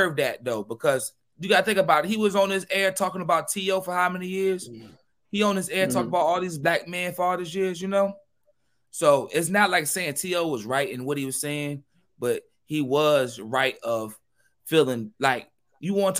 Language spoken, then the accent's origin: English; New York City, New York, United States; I'm from Queens